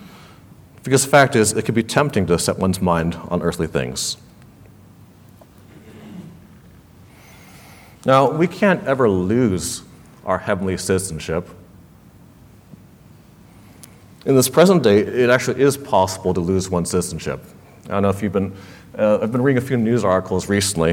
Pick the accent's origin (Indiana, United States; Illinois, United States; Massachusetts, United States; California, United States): California, United States; Los Angeles; where I grew up in Los Angeles, there were not a whole lot of Chinese speakers in my neighborhood